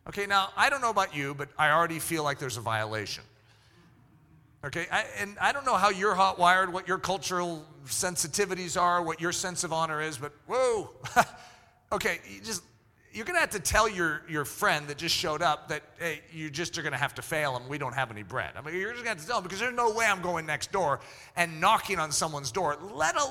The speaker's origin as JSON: {"language": "English", "country": "United States", "tie": "born or raised there", "said": "I grew up in America, and my parents taught me etiquette"}